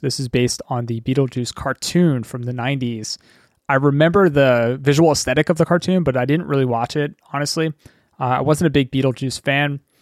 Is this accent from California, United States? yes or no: no; Philadelphia, Pennsylvania, United States; I live in Pennsylvania, and I grew up in Pennsylvania